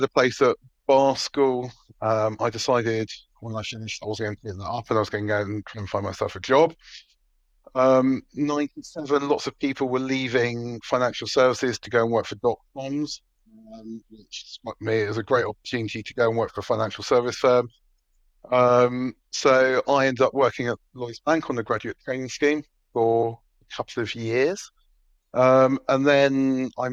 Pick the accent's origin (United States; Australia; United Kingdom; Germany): United Kingdom; I grew up in what in Dutchman would call Metroland, which is sort of the northwest of London, sort of in real sense, Hertfordshire and Buckinghamshire meet